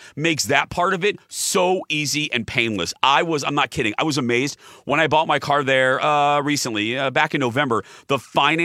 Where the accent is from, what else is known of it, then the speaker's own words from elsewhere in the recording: Michigan City, Indiana, United States; moved away; my hometown on the lake shore of Lake Michigan in Michigan City, Indiana